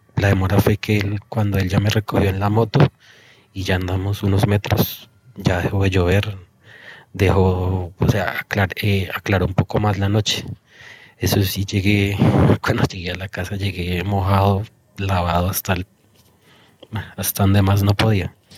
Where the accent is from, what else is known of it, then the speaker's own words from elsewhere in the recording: El Colegio, Cundinamarca, Colombia; yo soy mm, de un pueblito de mesitas del colegio que se llama La Victoria